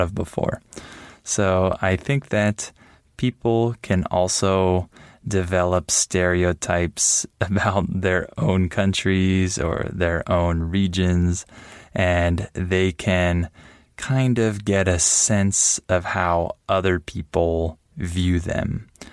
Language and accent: English; United States; now in Mexico; I'm American